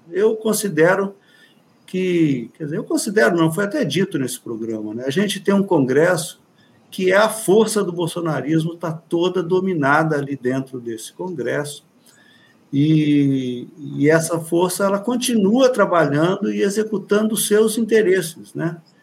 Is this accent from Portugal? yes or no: no; Angra dos Reis, Rio de Janeiro, Brazil; Aqui na nossa região, que eu sou de Angra dos Reis, a gente aqui na Baía da Ilha Grande